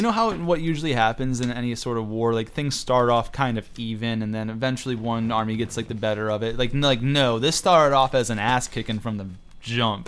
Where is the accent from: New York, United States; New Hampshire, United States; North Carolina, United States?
New York, United States; I'm from New York, and I guess we kinda talk fast just by nature